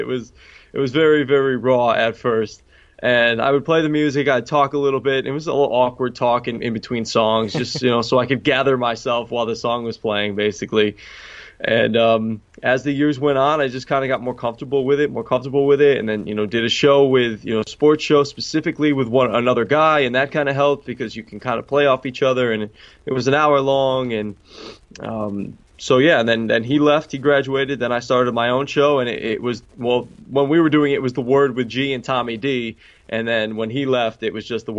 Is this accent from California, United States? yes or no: no; Newtown, Connecticut, United States; moved away as an adult; also born or lived in Queens, New York; now in New York, United States; I'm originally from Newtown, Connecticut, and now living out in New York in Queens